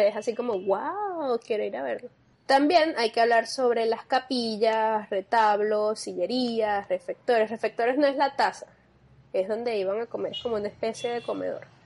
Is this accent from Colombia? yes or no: no; Venezuela; nosotros como venezolanos